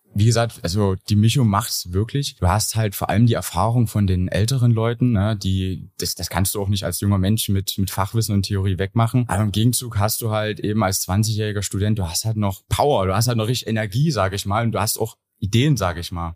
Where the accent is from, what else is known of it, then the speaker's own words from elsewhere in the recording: Gersdorf, Saxony, Germany; also born or lived in Chemnitz; Ich komme ursprünglich aus Gersdorf, also Umland von Chemnitz